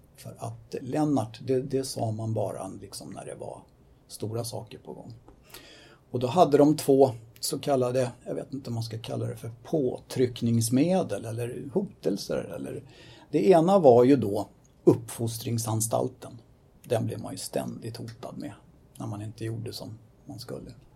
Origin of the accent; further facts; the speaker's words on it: Stockholm, Stockholm County, Sweden; I eh, min barndom så växte jag upp på Söder